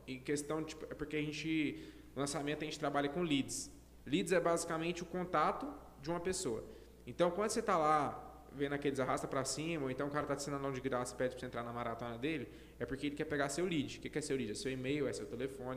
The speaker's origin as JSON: {"language": "Portuguese", "town": "Goiânia", "region": "Goiás", "country": "Brazil", "said": "eu acho que eu sou de Goiânia"}